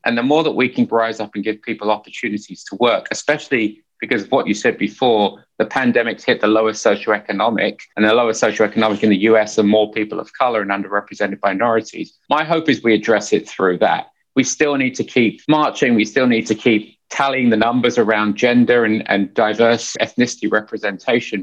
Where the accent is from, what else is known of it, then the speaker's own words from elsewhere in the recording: Hertfordshire, East of England, United Kingdom; moved away as an adult; also born or lived in Finsbury Park, London / Essex / Nottingham; now in United States; I was born in Finsbury Park, North London, Indian parents, first generation Indian, two sisters. And then we moved out, like every good family, we moved out to the suburbs in Hertfordshire